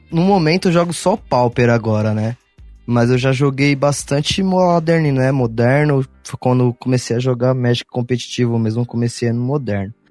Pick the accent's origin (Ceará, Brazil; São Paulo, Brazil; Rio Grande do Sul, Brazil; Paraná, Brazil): São Paulo, Brazil; sou aqui do, do, de São Paulo, sou do, do Ipiranga.